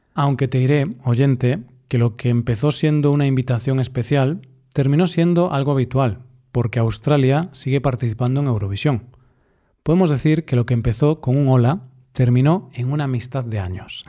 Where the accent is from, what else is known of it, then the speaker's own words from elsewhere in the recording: northern Spain, Spain; como español